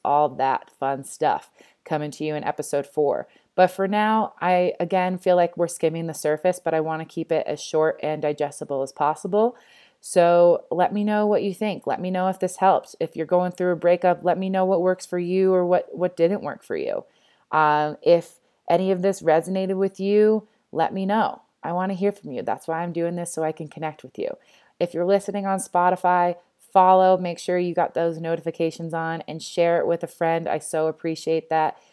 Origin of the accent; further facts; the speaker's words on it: East Coast, United States; moved away as an adult; now in Denver, United States; I grew up on the East Coast.